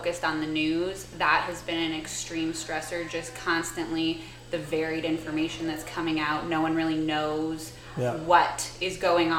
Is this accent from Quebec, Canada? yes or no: no; Ontario, Canada; moved away as an adult; now in Marietta, United States; I'm from Ontario, Canada